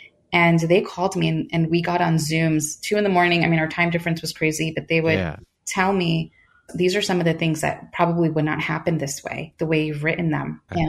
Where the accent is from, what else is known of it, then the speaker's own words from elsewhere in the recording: United States; I'm American. I am first generation.